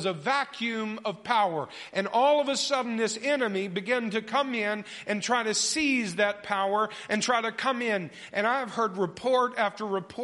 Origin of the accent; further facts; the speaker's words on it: North Carolina near Camp Lejeune, United States; I grew up in North Carolina near Camp Lejeune, Marine military base, 30 minutes from my house